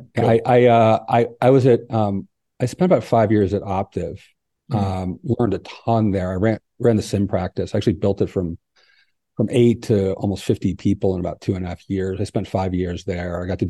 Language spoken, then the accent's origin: English; East Coast, United States; now in Oaxaca, Mexico; But I'm not from here. I'm originally from the East Coast of the United States and lived all over.